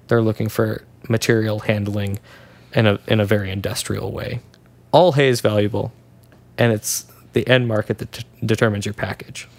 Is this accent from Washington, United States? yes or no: yes; Washington, United States; Now, I'm from Washington